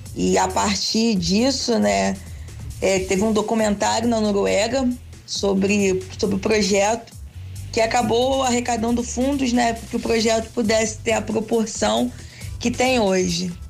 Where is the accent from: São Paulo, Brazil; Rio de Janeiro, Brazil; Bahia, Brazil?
Rio de Janeiro, Brazil; Nova Friburgo; now in São Gonçalo, Brazil; Eu sou lá da região serrana do Rio. Eu sou de Nova Friburgo.